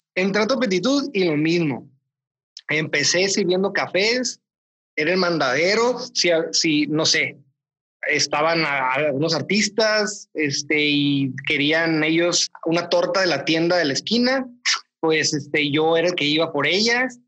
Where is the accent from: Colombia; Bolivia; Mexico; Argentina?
Mexico; Mexicali, Baja California; now in Mexicali, Mexico; Yo soy de aquí de Mexicali, del norte, entonces eh, es muy diferente la dinámica que hay con los profesores acá que allá.